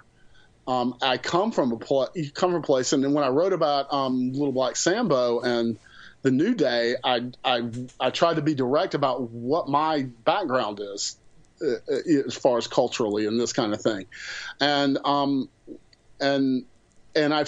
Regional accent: the South, United States; I'm from the South

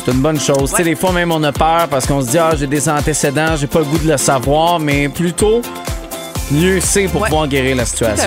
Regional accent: Montérégie, Quebec, Canada; chez nous en Montérégie

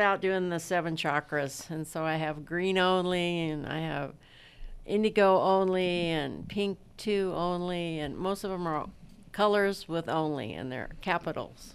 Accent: San Bernardino, California, United States; I was born and raised in San Bernardino

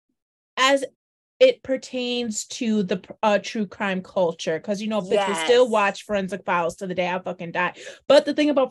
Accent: New Haven, Connecticut, United States; also born or lived in Midwest / South Bend, Indiana; I'm from New Haven. Raised in New Haven for the past 35 years.

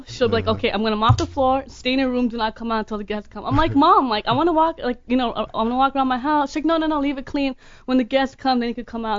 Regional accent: Los Angeles, California, United States; No, I was born and raised in L.A.

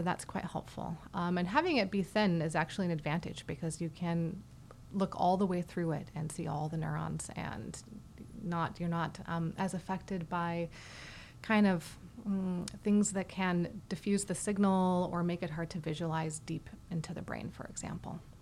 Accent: Boise, Idaho, United States; moved away as an adult; also born or lived in St. Louis, Missouri / Boston, Massachusetts; now in Houston, United States; I grew up in Idaho, actually, in the foothills uh, around Boise

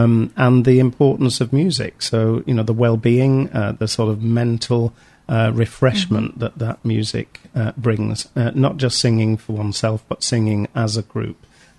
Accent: St Helens, North West England, United Kingdom; A guy from I'm from St. Helens in Lancashire

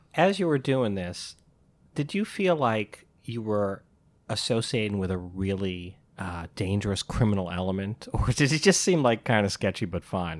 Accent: Albany, New York, United States; also born or lived in Syracuse; I'm from Albany, and, uh, I went to school in Syracuse.

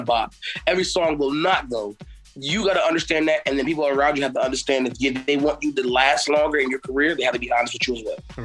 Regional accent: Fayetteville, North Carolina, United States; I'm from Fayetteville, North Carolina

